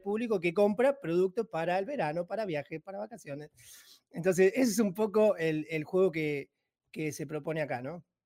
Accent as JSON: {"language": "Spanish", "town": "Banfield", "region": "Buenos Aires Province", "country": "Argentina", "said": "yo soy empresario argentino, eh, tengo 40 años, soy de provincia de Buenos Aires."}